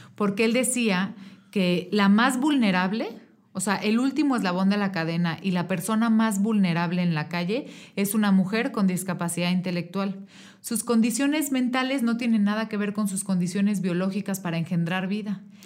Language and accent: Spanish; Querétaro, Mexico; yo soy una mujer queretana, nací aquí hace 33 años, aquí en el Hospital Margarita